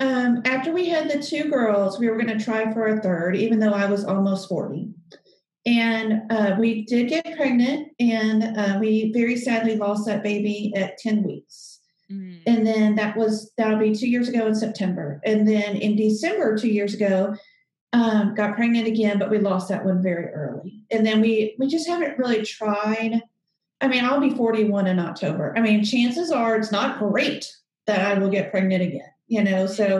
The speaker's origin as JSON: {"language": "English", "region": "the South", "country": "United States", "said": "because I'm from the South and they're old school."}